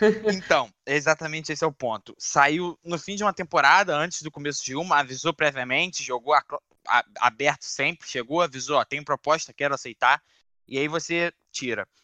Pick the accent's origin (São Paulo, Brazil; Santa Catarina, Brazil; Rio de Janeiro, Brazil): Rio de Janeiro, Brazil; Eu sou da zona norte do Rio